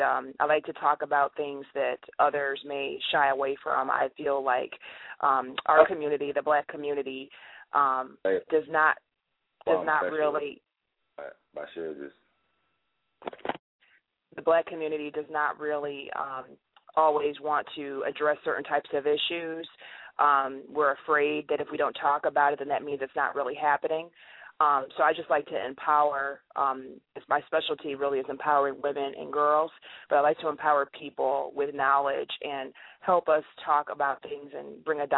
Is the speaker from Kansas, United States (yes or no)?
no; upstate New York, United States; moved away as an adult; also born or lived in Pittsburgh, Pennsylvania / Washington D.C. area / Virginia Beach, Virginia; now in Atlanta, United States; I was born in Pittsburgh. I don't really know a lot about Pittsburgh, but I was born there. But I was raised in upstate New York.